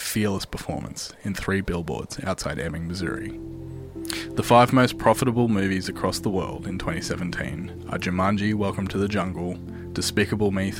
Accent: Australia; here in my home country of Australia

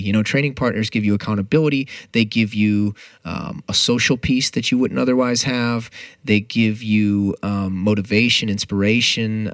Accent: St. Louis, Missouri, United States; no offense to my hometown

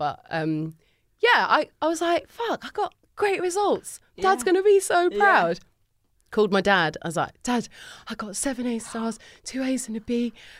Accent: London, United Kingdom; I'm enough of a Londoner to specify the exact location. North London is very different from Northwest London.

